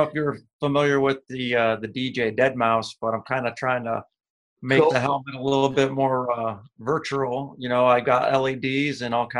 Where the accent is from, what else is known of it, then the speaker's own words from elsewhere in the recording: Cleveland, Ohio, United States; Just born and bred in Cleveland here, and it's just a way of life here in Ohio.